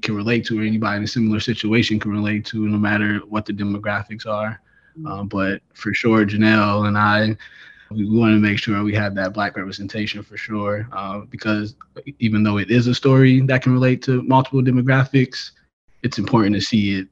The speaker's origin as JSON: {"language": "English", "town": "Saint Paul", "region": "Minnesota", "country": "United States", "said": "I'm from St. Paul, Minnesota. That's where I currently reside as well"}